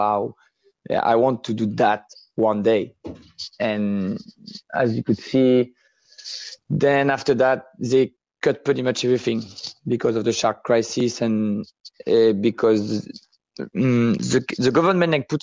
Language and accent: English; Réunion; moved away as an adult; now in Gran Canaria, Spain; growing up in Reunion